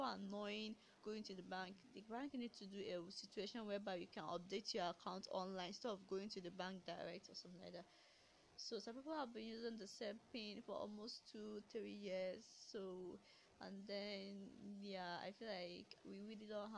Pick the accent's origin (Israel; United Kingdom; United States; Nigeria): Nigeria; I grew up in Nigeria, born and bred